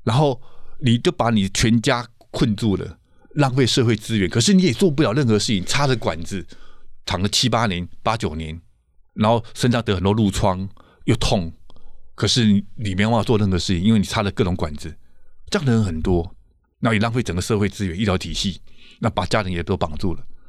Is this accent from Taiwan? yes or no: yes; Taiwan; 所以如何让我们台湾人可以负担得了啊？